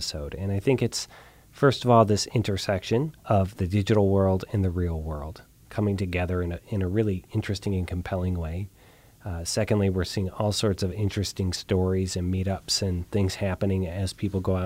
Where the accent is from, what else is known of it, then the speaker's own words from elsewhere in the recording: Columbus, Ohio, United States; my hometown of Columbus, Ohio